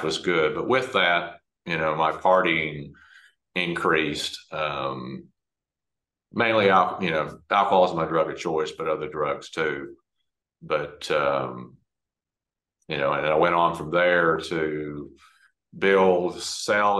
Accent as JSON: {"language": "English", "town": "Dallas", "region": "Texas", "country": "United States", "tie": "born or raised there", "said": "I grew up in Dallas, Texas."}